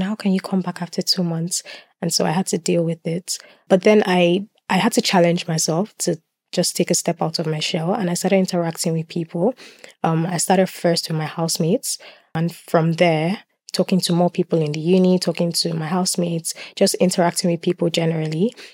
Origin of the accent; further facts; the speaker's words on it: Lagos, Nigeria; moved away as an adult; now in Swansea, United Kingdom; I was born in Lagos. I was brought up in Lagos